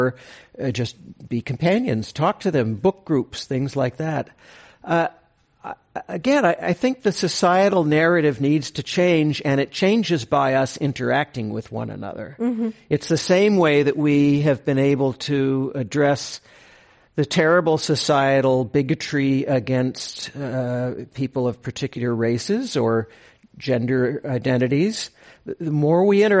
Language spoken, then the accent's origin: English; Moraga, California, United States; I grew up across in the East Bay in Moraga, when it was not a suburb